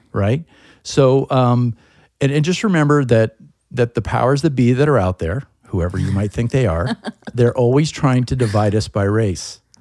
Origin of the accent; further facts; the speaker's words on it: United States; as an Irish American, European American, I'm proud of my country